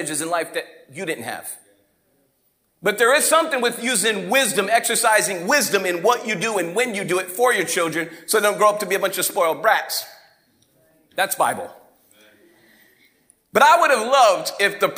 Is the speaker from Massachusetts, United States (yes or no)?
yes; Fall River, Massachusetts, United States; moved away as an adult; now in Detroit, United States; Fall River, Massachusetts, grown up on the East Coast